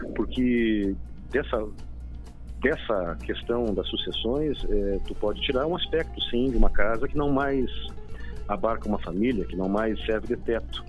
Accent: Brazil; nós somos muito brasileiros

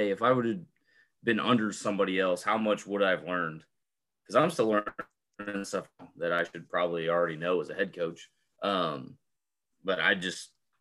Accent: Iowa, United States; moved away; we're both from Iowa. I'm from the city and he's from real small town

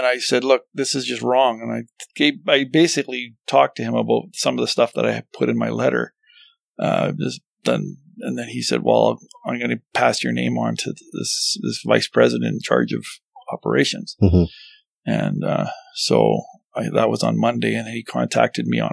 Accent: Canada; as a Canadian.

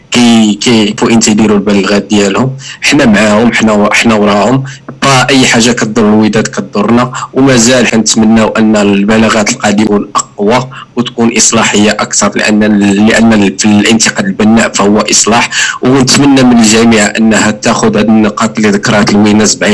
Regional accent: Casablanca, Casablanca-Settat, Morocco; كما كيديروا شي الترات عندنا في كازا

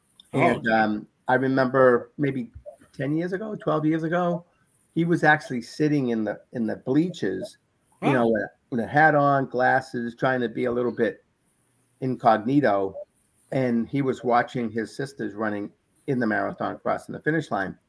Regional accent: Boston, Massachusetts, United States; when I was a young boy growing up in Boston

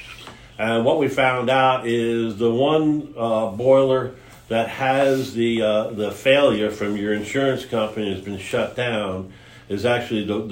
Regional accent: New York area, United States; moved away; I was originally from the New York area

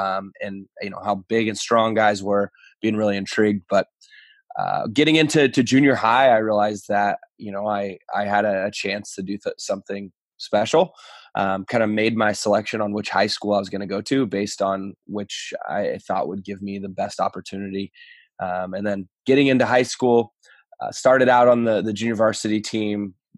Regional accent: Reading, Pennsylvania, United States; Yeah, so I think for me, growing up in Reading, we didn't have access to a lot of college baseball.

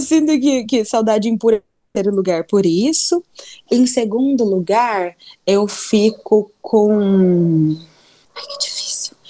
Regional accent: Londrina, Paraná, Brazil; now in Curitiba, Brazil; Eu sou londrinense, sou pé vermelho, sou jacu, sou do interior

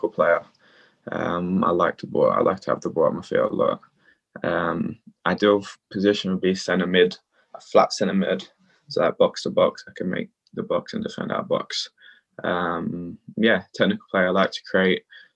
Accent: Australia; now in London, United Kingdom; I play for England and Australia, but I grew up in Australia.

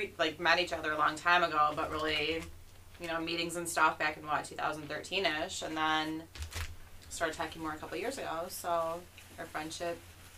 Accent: Saginaw, Michigan, United States; moved away as an adult; also born or lived in Kawkawlin, Michigan; now in Sterling Heights, United States; I'm from Saginaw, so I've been down here for, what, almost 10 months now

